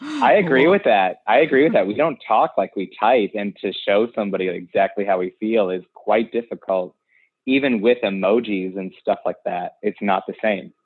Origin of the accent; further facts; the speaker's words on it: Ohio, United States; moved away as an adult; now in New York City, United States; I am from Ohio, and I'm an actor, and I've always had it in my sights to move to New York, and about three years ago I did